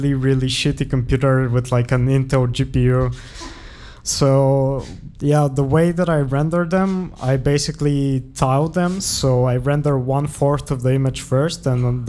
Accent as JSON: {"language": "English", "town": "Sofia", "region": "Sofia City", "country": "Bulgaria", "tie": "born or raised there", "moved": "as an adult", "lives_now": "Enschede, Netherlands", "said": "I come from Bulgaria. I was born in Sofia, which is the capital of the city."}